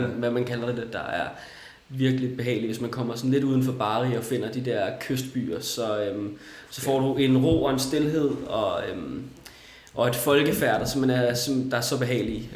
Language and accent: Danish; Næstved, Zealand, Denmark; moved away as an adult; now in Copenhagen, Denmark; Da jeg var 19, flyttede jeg til København, ja. øh, for Næstved, hvor jeg kommer fra